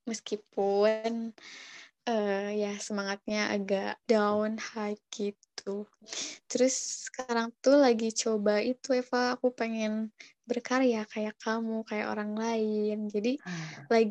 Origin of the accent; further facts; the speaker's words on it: Lembang, West Java, Indonesia; Mohon maaf, aku bukan orang Bandung, Lembang tempatnya